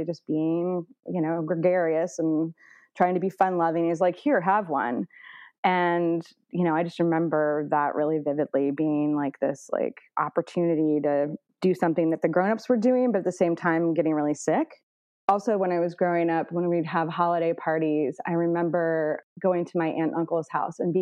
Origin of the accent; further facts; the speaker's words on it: Indianapolis, Indiana, United States; now in Northern California, United States; I grew up in Indianapolis, Indiana, and, you know, kind of like the northern suburbs